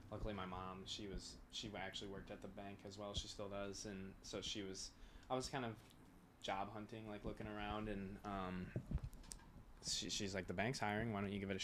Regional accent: Wentzville, Missouri, United States; I am from Wentzville, Missouri. I went to Holt from 2013 to 2017

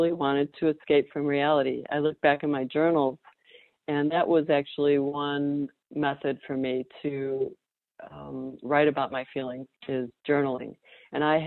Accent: Chicago suburbs, Illinois, United States; now in Raleigh, United States; I grew up in the Chicago suburbs.

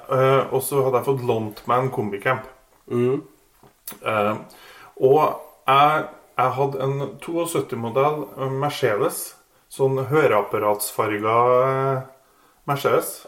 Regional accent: Kvål, Trøndelag, Norway; moved away; jeg er jo fra Kvål.

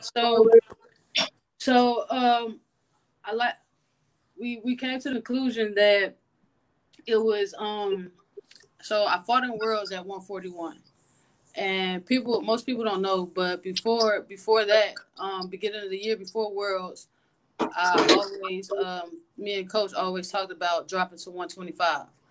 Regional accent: Atlanta, Georgia, United States; moved away as an adult; also born or lived in Denton, Texas; now in San Antonio, United States; growing up in Atlanta

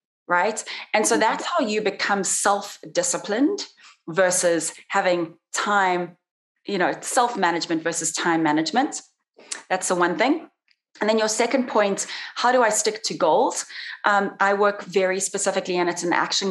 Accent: South Africa; moved away as an adult; also born or lived in Brazil / Italy; now in Las Vegas, United States; when I came back to South Africa to go through university

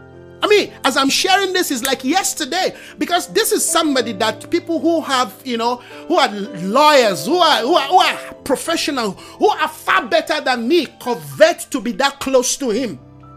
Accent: Nigeria; moved away; When I came from Nigeria, I pay excess luggage on books and tapes.

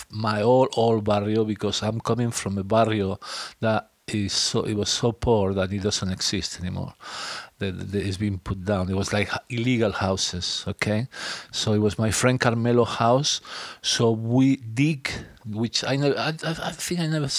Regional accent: France; I grew up in France

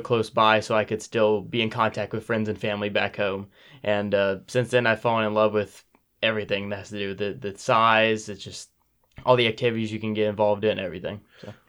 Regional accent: Powell, Ohio, United States; I'm from a town, uh, thirty minutes north here, eh, called Powell

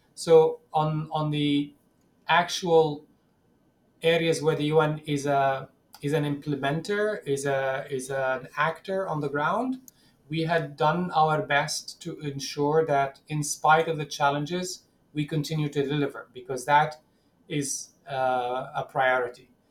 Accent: Ramallah, West Bank, Palestine; English is a second language; growing up in Ramallah, in in the West Bank

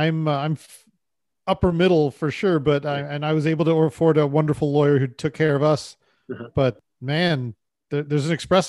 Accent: United States; now in Canada; because I am an American who lives in Canada

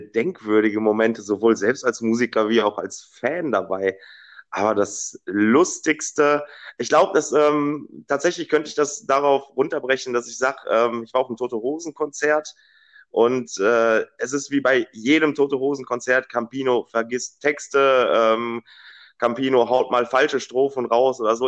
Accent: Dortmund, North Rhine-Westphalia, Germany; ich äh, bin gebürtiger Dortmunder

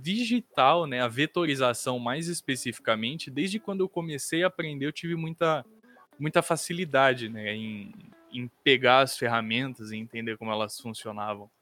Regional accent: Barra Bonita, São Paulo, Brazil; eu sou do interior de, de, de São Paulo, aqui em Barra Bonita

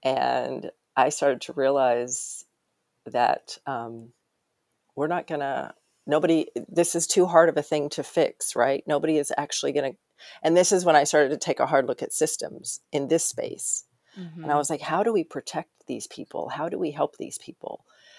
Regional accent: Arkansas, United States; born there; also born or lived in Wyoming; I mean, I was born in Arkansas. I was in Wyoming. I went to grad school on the East Coast.

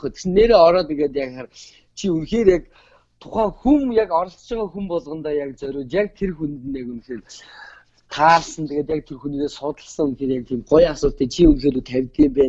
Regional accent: Mongolia; Тэгтэл би Монгол хүн жүжигчнээр төгсөөд ирсэн.

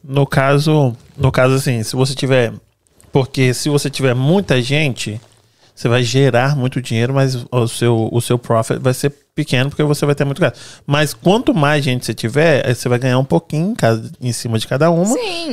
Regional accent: Brazil; moved away; A gente cresceu no Brasil

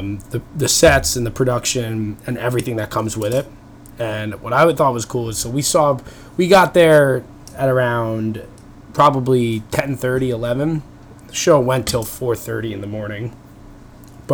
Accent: Long Island, New York, United States; moved away; I'm coming from you from my childhood bedroom. So I'm back home in New York. I'm from Long Island originally

